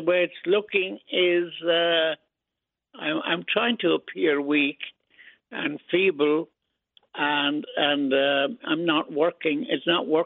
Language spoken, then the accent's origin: English; Ireland; also born or lived in Brooklyn, New York, United States; now in United States; I was born in Brooklyn, but we went to Ireland after that.